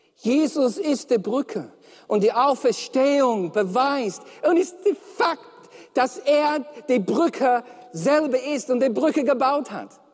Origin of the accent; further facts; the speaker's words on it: Melbourne, Victoria, Australia; German is a second language; moved away; Und ich komme aus Melbourne